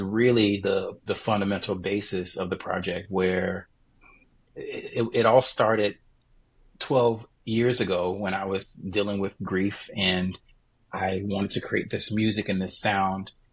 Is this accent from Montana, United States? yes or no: no; Jacksonville, Florida, United States; moved away as an adult; now in New Hampshire, United States; my base is right there in my hometown, yeah. Jacksonville